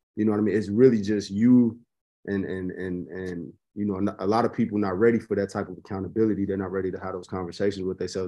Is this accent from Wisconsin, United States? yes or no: no; Chicago, Illinois, United States; I'm, I'm born and raised in Chicago